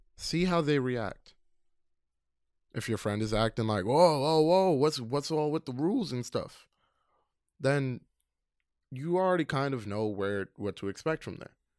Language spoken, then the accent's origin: English; New York City, New York, United States; also born or lived in Queens; I was born in Queens, raised in Brooklyn